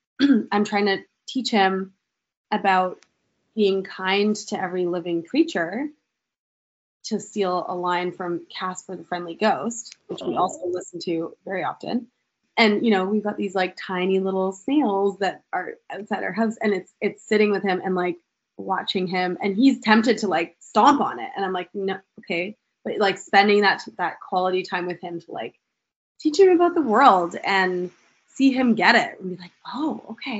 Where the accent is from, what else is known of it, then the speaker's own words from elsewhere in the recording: Canada; accent: Canadian; now in United States; I don't know if anyone can pick up on my Canadian accent. I may have said a couple times.